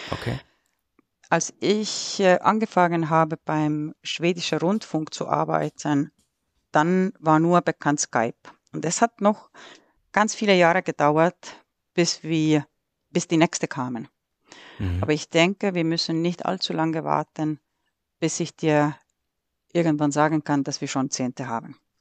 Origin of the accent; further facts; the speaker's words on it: Estonia; German is a second language; also born or lived in Sweden; now in Nuremberg, Germany; als gebürtige Äste